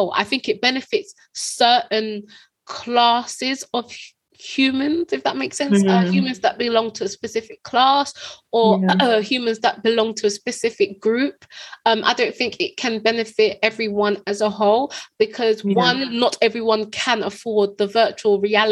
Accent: United Kingdom; We're British.

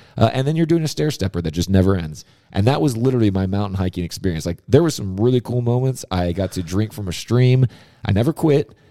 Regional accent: Southern California, United States; being a kid growing up in Southern California

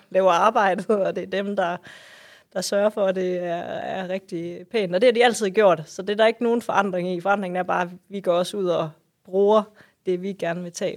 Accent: West Jutland, Central Denmark Region, Denmark; min, mit barndomshjem, min fødegård, øhm, er en trælænget gård, som ligger ude, som du sagde, i, i Nationalparken

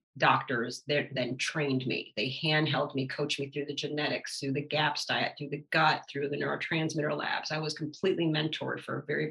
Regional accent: Detroit, Michigan, United States; my growing up and my background of where I grew up in Detroit

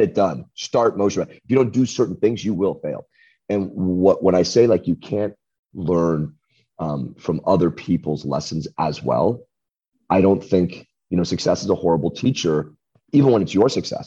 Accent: United States; I'm American. You can see it from grade school, having gone to school here

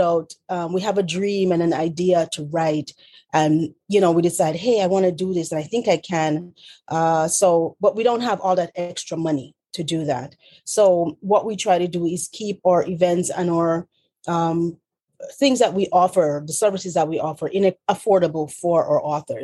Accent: Montego Bay, Saint James, Jamaica; moved away as an adult; also born or lived in Union County, New Jersey; now in New Jersey, United States; originally from Montego Bay, Jamaica. I'm born and raised.

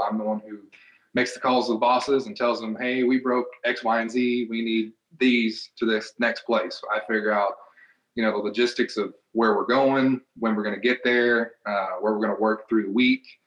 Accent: Knoxville, Tennessee, United States; I'm from Knoxville, Tennessee, so used to do an event in the uh, Thompson Bowling Arena in Knoxville, Tennessee

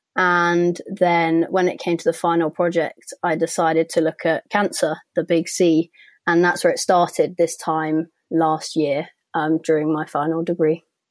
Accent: London, United Kingdom; I'm from London

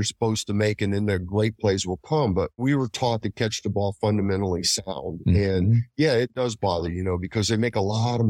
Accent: Chicago, Illinois, United States; I came from a big city. I came from Chicago.

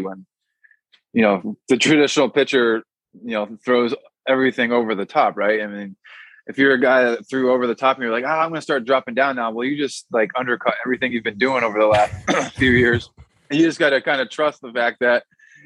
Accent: Massachusetts, United States; I'm from Massachusetts

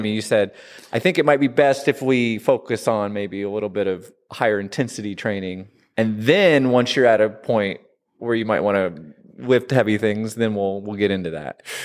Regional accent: Southern Illinois, United States; moved away as an adult; also born or lived in Washington, D.C.; I grew up in Southern Illinois and moved out to D C in my twenties

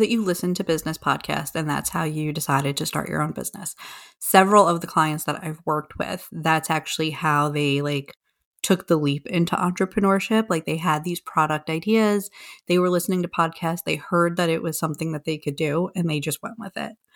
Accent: New York, United States; I am from New York

